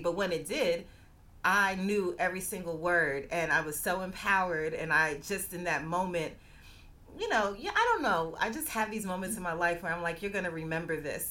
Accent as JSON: {"language": "English", "town": "New York City", "region": "New York", "country": "United States", "tie": "born or raised there", "said": "I grew up in New York City"}